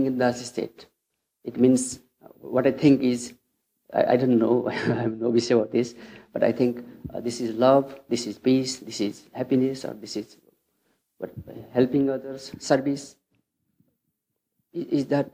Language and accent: English; Nepal; I was born in Nepal, so I'm Buddhist, Hindu